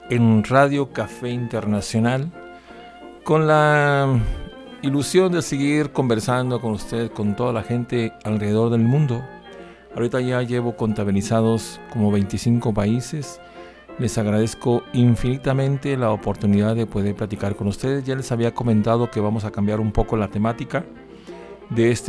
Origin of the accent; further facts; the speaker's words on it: Torreón, Coahuila, Mexico; also born or lived in Gómez Palacio / Durango; porque viví parte de mi vida en Gómez Palacio. Yo soy de Torreón, Coahuila, y pero casi la mayoría ha sido en Durango.